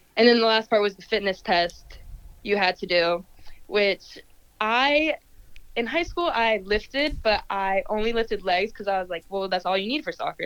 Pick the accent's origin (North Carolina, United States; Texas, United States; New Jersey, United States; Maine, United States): North Carolina, United States; Pinehurst; I grew up in Pinehurst, and soccer was pretty small there